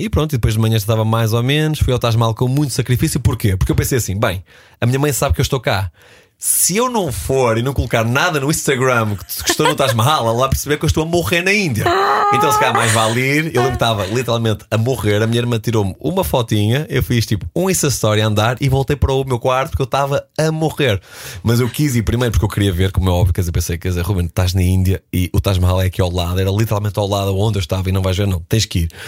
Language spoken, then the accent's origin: Portuguese; Porto, Norte, Portugal; now in Lisbon, Portugal; à cidade onde eu nasci, o Porto, hoje à cidade onde eu moro, Lisboa